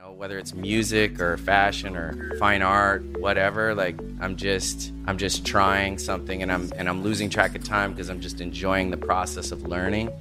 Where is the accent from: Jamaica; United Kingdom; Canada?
Canada; Nova Scotia; I grew up in Nova Scotia, like, out in the country